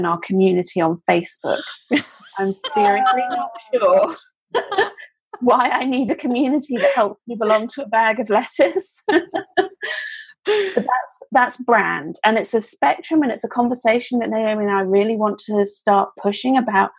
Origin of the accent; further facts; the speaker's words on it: United Kingdom; moved away; as a Brit who is abroad